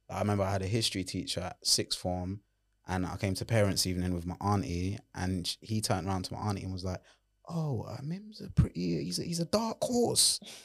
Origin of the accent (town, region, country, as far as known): London, United Kingdom; accent: Londoner